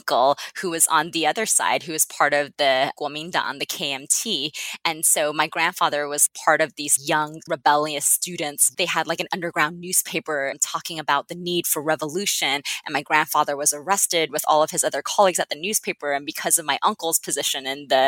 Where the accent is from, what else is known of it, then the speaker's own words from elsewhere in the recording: United States; also born or lived in China; came to the US when I was 5